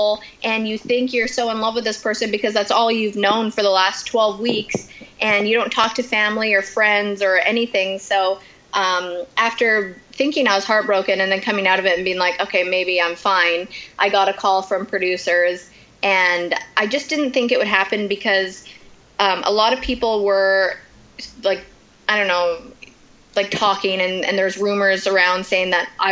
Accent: Canada; I'm Canadian

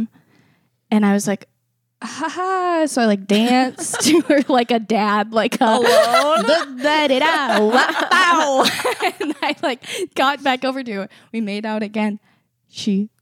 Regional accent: Iowa, United States; I'm from Iowa

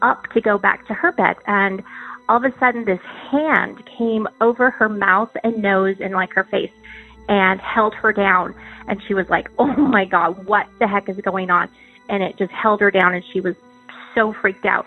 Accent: Albuquerque, New Mexico, United States; I am from Albuquerque, New Mexico

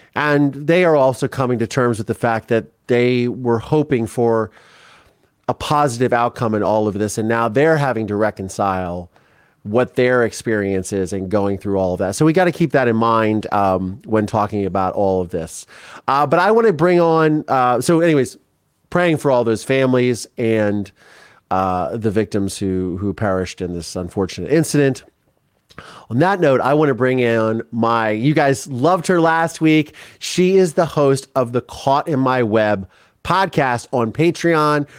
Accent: Midwest, United States; I come from the Midwest

